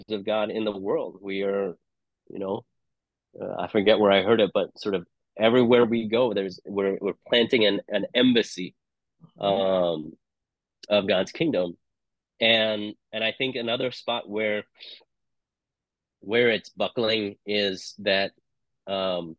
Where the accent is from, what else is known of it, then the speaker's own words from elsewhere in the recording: Hong Kong; moved away as an adult; also born or lived in England; now in United States; I didn't grow up in the U.S. So I grew up in Hong Kong. I spent time in England. I came to the U.S. in my 20s.